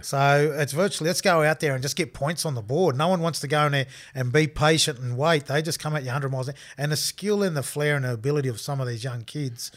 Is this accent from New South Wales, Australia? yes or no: yes; Armidale, New South Wales, Australia; moved away; also born or lived in Castleford; I grew up in Armadale